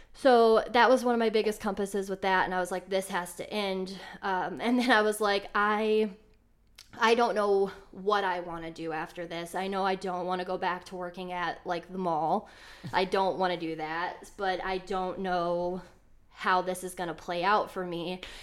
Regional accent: Elyria, Ohio, United States; also born or lived in Cleveland, Ohio; I'm originally from Elyria, which is a little bit of a suburb, like, west, I think, of Cleveland, like, thirty minutes west.

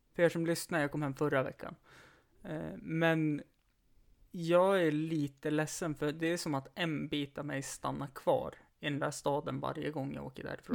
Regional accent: Stockholm, Stockholm County, Sweden; jag är ju stockholmare

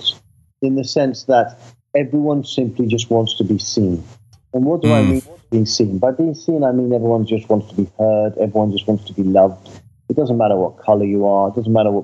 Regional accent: London, United Kingdom; I grew up in London

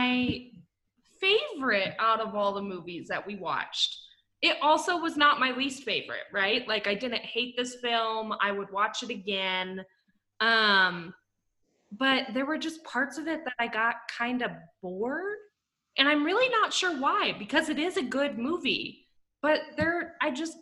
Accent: Scandia, Kansas, United States; Scandia, Kansas, little tiny town I grew up in with less than 350 people

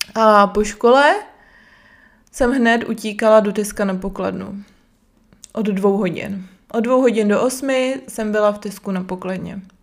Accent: Brno, South Moravian Region, Czechia; Jsem z Brna

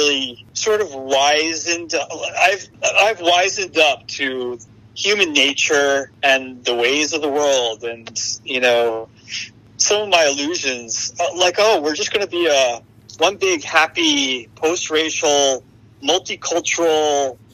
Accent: Long Island, New York, United States; also born or lived in Brooklyn, New York; I'm from New York. I'm from the suburbs of New York.

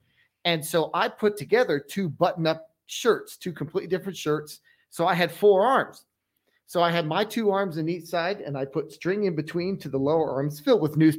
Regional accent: Pennsylvania, United States; moved away; I'm from Pennsylvania.

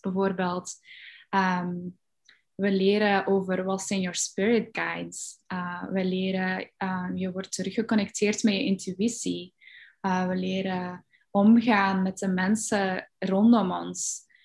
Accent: Belgium; ik ben opgegroeid in België

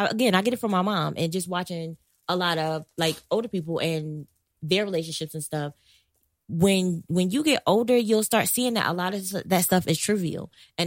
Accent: Newark, New Jersey, United States; I'm from Newark.

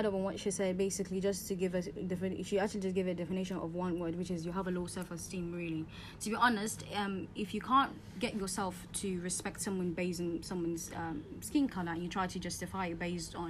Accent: Adamawa, Nigeria; Growing up in the northern part of Nigeria

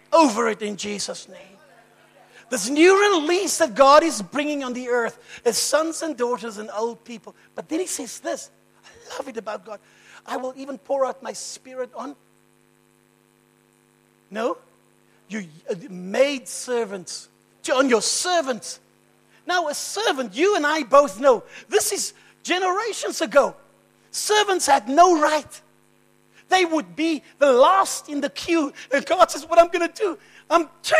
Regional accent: Cape Town, Western Cape, South Africa; I'm from Cape Town

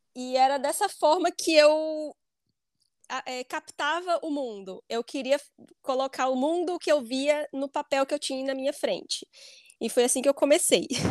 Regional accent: Bahia, Brazil; moved away as an adult; now in Ireland; Eu sou da Bahia e eu moro na Irlanda há quatro anos.

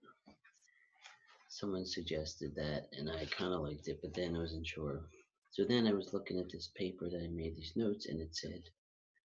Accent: Philadelphia, Pennsylvania, United States; also born or lived in Huntingdon Valley, Pennsylvania; now in Rydal, United States; I was born and raised in Philadelphia, and right now I live in Rydal, PA, with my sister

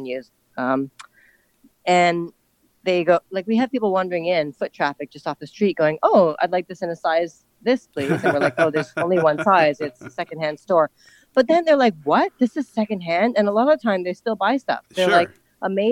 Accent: Ottawa, Ontario, Canada; moved away as an adult; now in Hong Kong; I grew up in Ottawa, which is a small Canadian

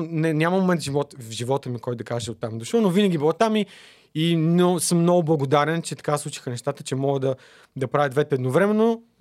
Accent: Plovdiv, Plovdiv Province, Bulgaria; also born or lived in Netherlands / Germany / Spain; now in Sofia, Bulgaria; От Пловдив съм, да.

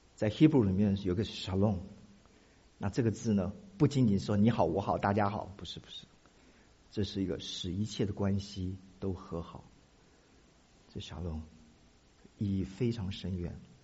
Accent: Taiwan; moved away; 我从台湾来

